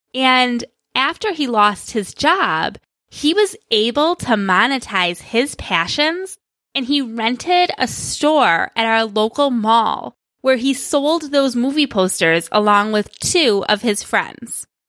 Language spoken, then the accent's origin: English; Greece, New York, United States; he managed a movie theater in my hometown of Greece, which is a suburb of Rochester, New York